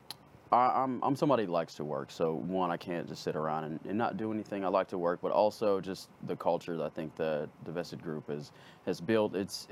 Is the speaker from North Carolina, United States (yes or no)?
no; Arlington, Texas, United States; So I grew up, I'm from Arlington, so I'm from DFW